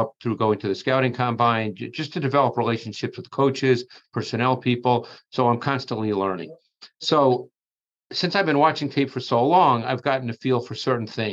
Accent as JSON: {"language": "English", "town": "New York City", "region": "New York", "country": "United States", "tie": "born or raised there", "said": "I grew up in Queens in New York"}